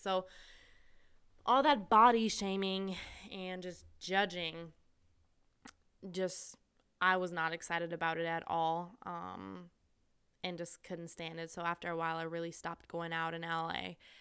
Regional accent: Austria; moved away as an adult; also born or lived in Missouri, United States / California, United States / Asia; I'm from Austria, which is a really small country in, um, Middle Europe

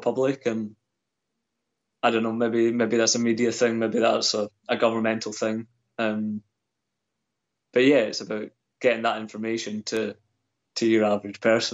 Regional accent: Scotland, United Kingdom; growing up in Scotland

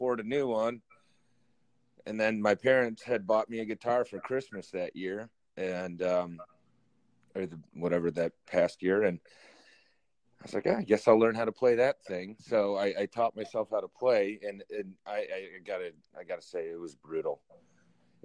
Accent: Michigan, United States; growing up in Michigan, you're kind of born with skates

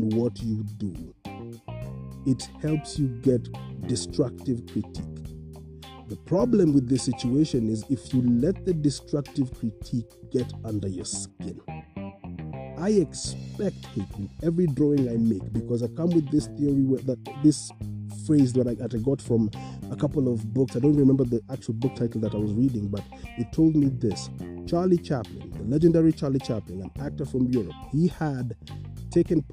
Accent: Kenya; as a people, as a Kenyan community, as a Kenyan society

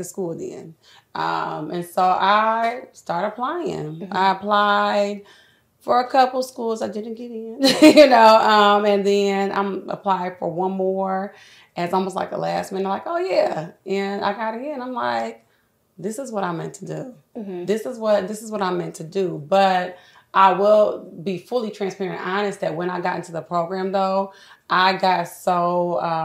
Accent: Fort Wayne, Indiana, United States; moved away as an adult; now in Indianapolis, United States; I'm from Fort Wayne

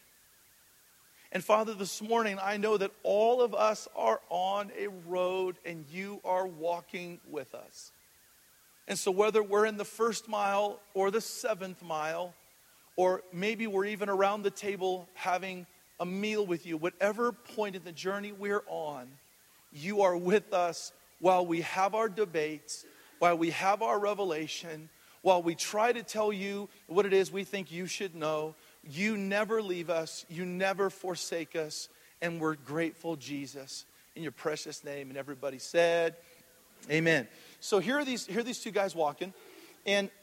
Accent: Hawaii, United States; moved away; coming from the islands, I'm from Hawaii originally

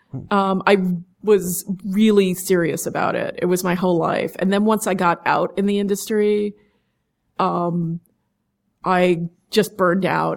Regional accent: New York City, New York, United States; also born or lived in East End, Long Island; I grew up mostly in Manhattan

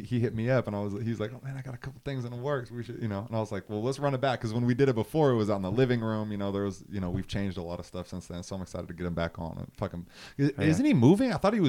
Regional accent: the South, United States; I'm from the South.

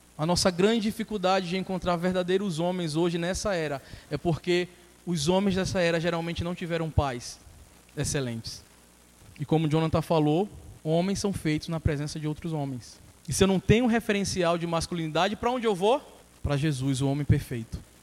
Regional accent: Brazil; sou brasileiro

